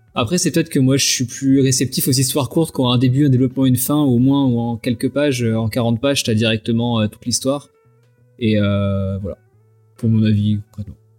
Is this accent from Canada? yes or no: no; Vendée, Pays de la Loire, France; je suis de Vendée, euh, donc personne voit jamais où c'est